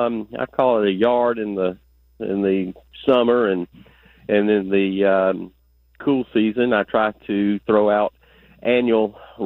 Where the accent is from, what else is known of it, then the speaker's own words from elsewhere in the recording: United States; I grew up in Muskogee County